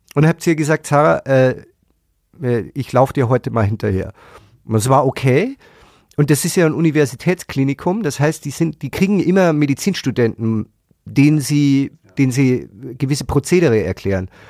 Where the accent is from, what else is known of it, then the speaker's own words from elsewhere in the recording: Germany; wir haben ja als Deutsche